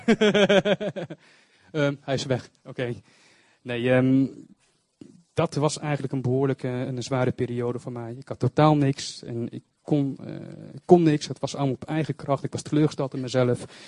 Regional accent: Zutphen, Gelderland, Netherlands; ik kom uit Zutphen.

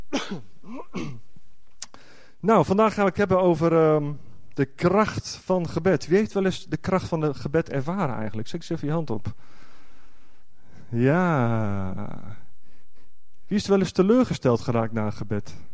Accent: Netherlands; voor mij als echte Nederlander, als je dan een andere taal Gods, eh, Gods woord hoort, ja, dat doet dan toch wat

